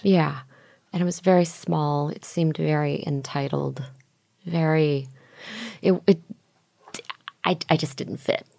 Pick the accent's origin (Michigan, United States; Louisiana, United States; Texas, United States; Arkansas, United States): Texas, United States; Houston; also born or lived in Opelika, Alabama / Bard College, New York; I ended up growing up in Houston, Texas